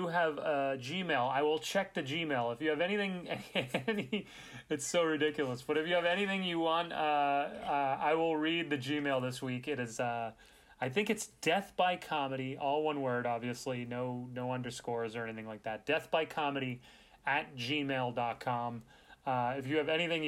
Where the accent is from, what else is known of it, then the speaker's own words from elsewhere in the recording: Boston, Massachusetts, United States; I'm from Boston